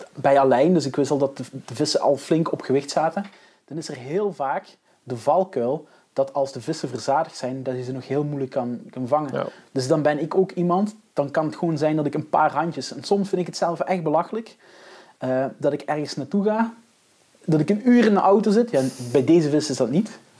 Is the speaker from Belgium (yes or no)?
yes; Belgium; zelf als Belg zijnde